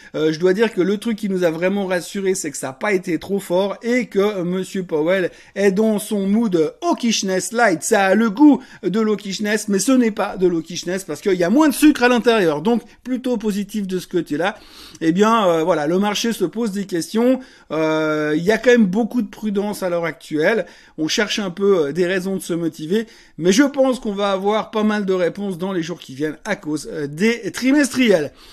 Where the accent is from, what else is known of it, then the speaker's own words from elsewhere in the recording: Switzerland; en tant que bon Suisse